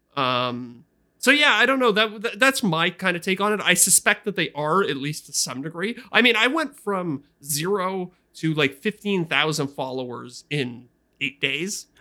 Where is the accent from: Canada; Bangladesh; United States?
Canada; I'm a Canadian